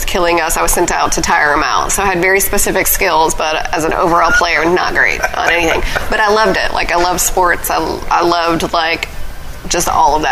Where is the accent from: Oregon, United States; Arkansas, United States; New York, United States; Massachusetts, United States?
Arkansas, United States; Pine Bluff; also born or lived in Los Angeles, California / Chicago, Illinois; now in Conway, United States; I'm from Pine Bluff, Arkansas.